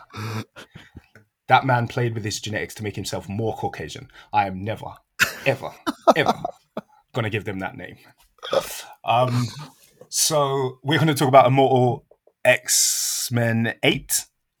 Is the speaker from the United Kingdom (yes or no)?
yes; United Kingdom; as a British person